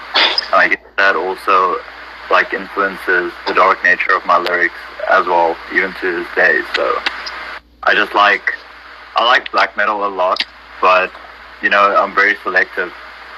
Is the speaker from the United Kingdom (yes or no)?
no; South Africa; I'm from South Africa